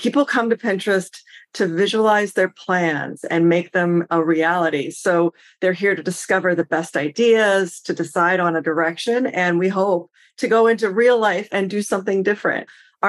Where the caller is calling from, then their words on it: Seattle, Washington, United States; I'm actually joining you from Seattle.